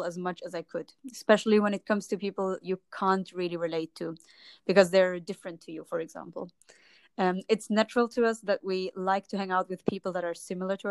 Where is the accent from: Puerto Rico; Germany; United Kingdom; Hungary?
Germany; moved away as an adult; also born or lived in Jordan (ancestry) / Palestine (ancestry); now in Lisbon, Portugal; I'm from Germany. But originally, my parents come from Jordan and Palestine. So I was raised in a German-Arabic